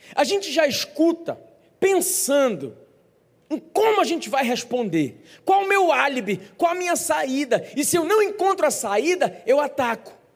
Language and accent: Portuguese; Brazil; como bons brasileiros